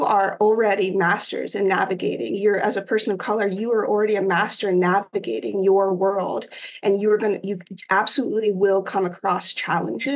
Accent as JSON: {"language": "English", "region": "Ohio", "country": "United States", "tie": "born or raised there", "moved": "as an adult", "said": "I come from Ohio, I'm from the Midwest, and I grew up in a predominantly white area"}